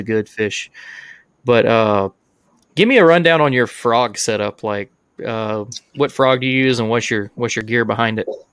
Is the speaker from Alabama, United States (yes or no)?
yes; Alabama, United States; we're all from Alabama.